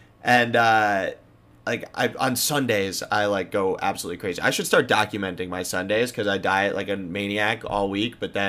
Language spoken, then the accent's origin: English; Long Island, New York, United States; I've also been golfing on Long Island, so I've been going to Gino's Pizzeria in my hometown